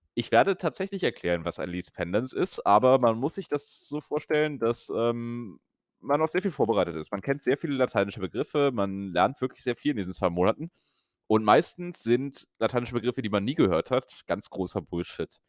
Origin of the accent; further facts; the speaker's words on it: Brühl, North Rhine-Westphalia, Germany; moved away; also born or lived in Berlin; Köln bzw. Brühl an dem Tag. Bin dann also bei meinen Eltern und in meiner Heimat